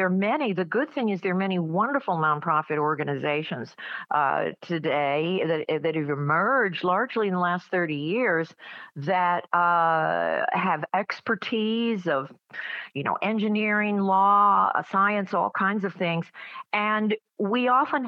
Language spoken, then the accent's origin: English; Atlanta, Georgia, United States; I was growing up in Atlanta in the 60s